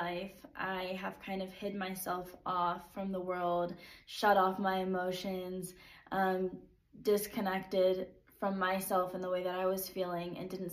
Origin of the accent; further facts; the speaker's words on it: San Diego, California, United States; moved away; also born or lived in Utah; I am from San Diego